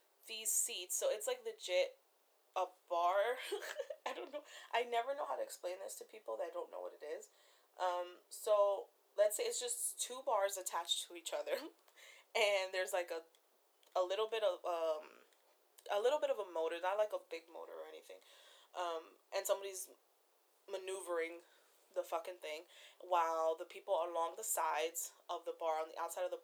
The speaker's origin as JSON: {"language": "English", "region": "New Jersey", "country": "United States", "tie": "born or raised there", "said": "born and raised in New Jersey, where it gets cold"}